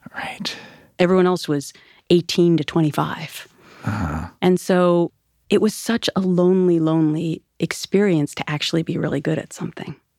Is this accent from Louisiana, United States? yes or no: no; Minnesota, United States; moved away; I grew up on the Mississippi River in Minnesota.